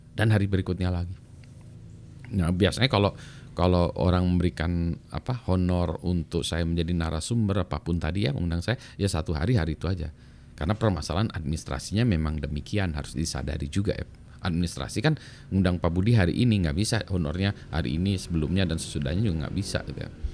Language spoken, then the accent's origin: Indonesian; Bandung, West Java, Indonesia; moved away as an adult; also born or lived in Canada; saya besar di Bandung